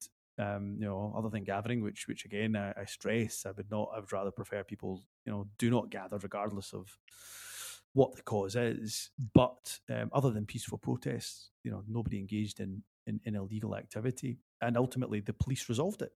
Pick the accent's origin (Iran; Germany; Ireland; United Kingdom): United Kingdom; Glasgow, Scotland; also born or lived in Newton Mearns; I was born in Pollokshields. I was born in Leslie Street. Anybody who knows Pollokshields, it's around the corner from Kenmure Street. It's you know, Square Park, as it's still known. It sits in the heart of that area of Pollokshields. I did spend much of my childhood growing up in around Square Park